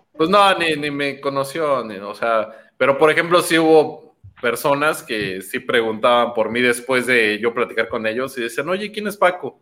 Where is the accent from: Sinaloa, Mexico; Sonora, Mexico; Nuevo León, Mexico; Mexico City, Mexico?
Mexico City, Mexico; yo nací en Iztapalapa